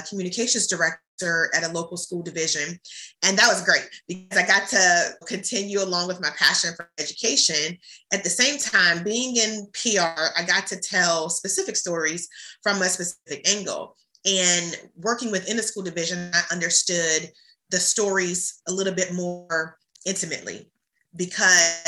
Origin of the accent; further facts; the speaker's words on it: Hampton Roads, Virginia, United States; my hometown of Hampton Roads